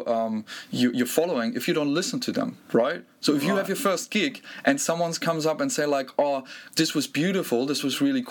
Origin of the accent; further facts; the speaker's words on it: Germany; I grew up in Germany